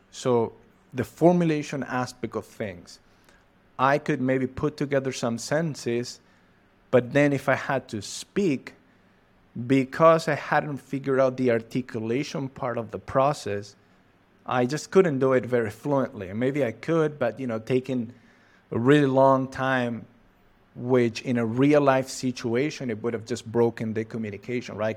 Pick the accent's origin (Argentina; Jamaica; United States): Argentina; Catamarca; English is a second language; I'm from Argentina, precisely from the northwest of Argentina. Uh, I live in a city called Catamarca.